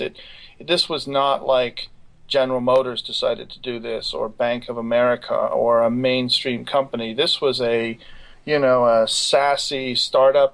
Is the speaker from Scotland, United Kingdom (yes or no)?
yes; Scotland, United Kingdom; moved away as an adult; also born or lived in Cambridge / Baltimore; now in United States; I grew up in Scotland